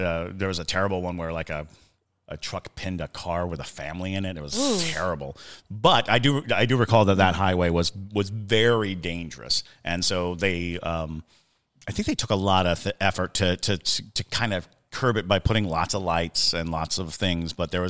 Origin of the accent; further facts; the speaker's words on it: Germany; also born or lived in Italy / Hinesville, United States; I grew up in Germany and Italy, and then I graduated high school in Hinesville, Georgia.